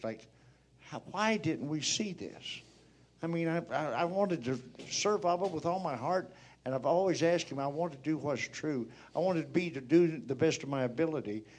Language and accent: English; Missouri, United States; now in Oregon, United States; we're from Missouri, and we now live in Oregon